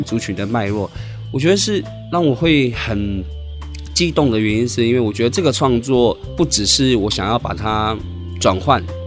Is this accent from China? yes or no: no; Tai'an, Miaoli County, Taiwan; 我是来自苗栗泰安的泰雅族